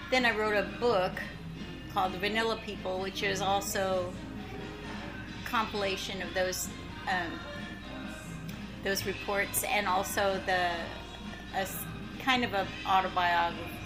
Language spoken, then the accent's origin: English; Coffee City, Texas, United States; I'm from Coffee City, Texas, which is not a city and there's no coffee.